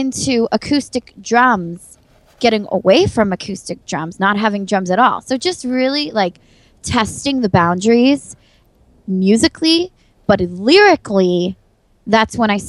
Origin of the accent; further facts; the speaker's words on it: San Diego, California, United States; moved away as an adult; now in Buffalo, United States; I went to San Diego State University, and I'm from San Diego.